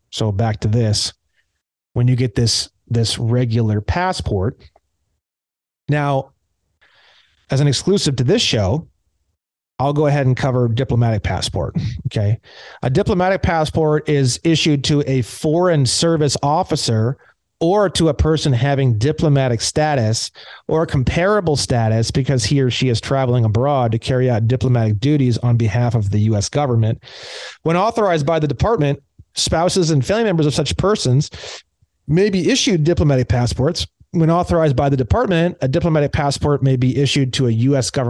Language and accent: English; California, United States; Now, myself as a Californian and you as a Texan, we actually are foreigners to one another in the law.